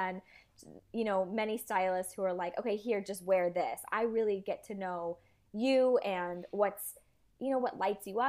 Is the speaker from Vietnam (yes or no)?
yes; Vietnam; growing up in Asia, I had the luxury. It was like amazing because if any of you guys have traveled to, Thailand or even Vietnam where I was, tailors